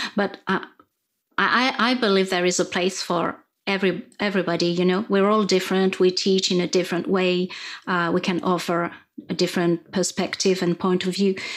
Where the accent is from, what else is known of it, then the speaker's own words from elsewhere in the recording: France; first language French; English is a second language; You can probably hear my accent. Um, I'm, I'm French